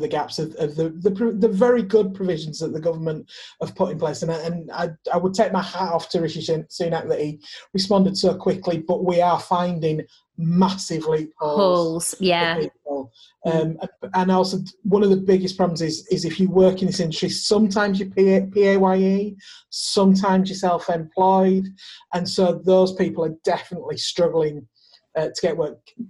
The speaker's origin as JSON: {"language": "English", "region": "the north of England", "country": "United Kingdom", "said": "I'm a Northerner"}